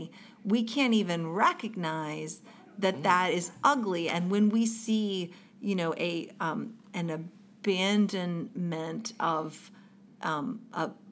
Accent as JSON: {"language": "English", "region": "the South", "country": "United States", "tie": "born or raised there", "said": "a typical white girl growing up in the South"}